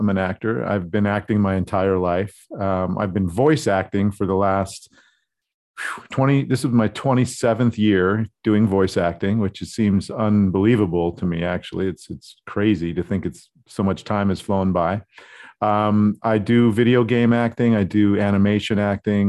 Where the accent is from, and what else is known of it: Scottsdale, Arizona, United States; born or raised there; also born or lived in Hollywood, California